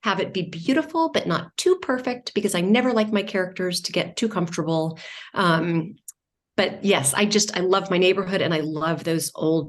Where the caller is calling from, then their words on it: New York City, New York, United States; I am in from New York City at the moment.